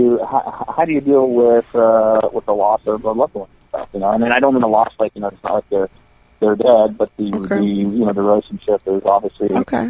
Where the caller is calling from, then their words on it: Salt Lake City, Utah, United States; I'm calling from Salt Lake City.